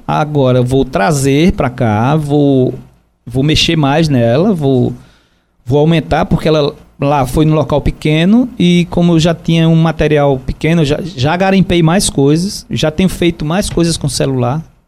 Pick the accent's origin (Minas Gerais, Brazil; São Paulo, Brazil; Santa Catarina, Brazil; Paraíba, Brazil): Paraíba, Brazil; João Pessoa; Eu sou de João Pessoa, amo João Pessoa, comecei minha vida de fotografia em João Pessoa